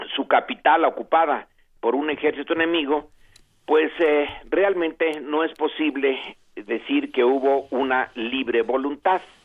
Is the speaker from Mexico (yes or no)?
yes; Mexico; como nación mexicana